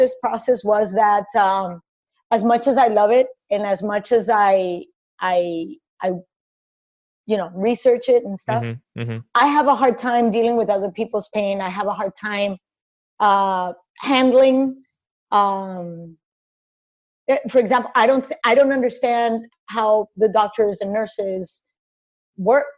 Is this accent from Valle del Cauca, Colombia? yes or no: yes; Cali, Valle del Cauca, Colombia; moved away as an adult; born and raised in Cali, Colombia